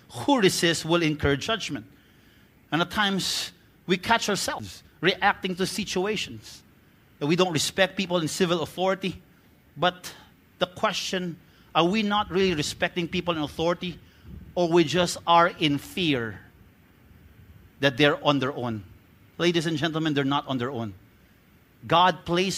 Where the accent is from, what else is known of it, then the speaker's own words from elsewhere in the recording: Bacolod, Western Visayas, Philippines; I'm from Bacolod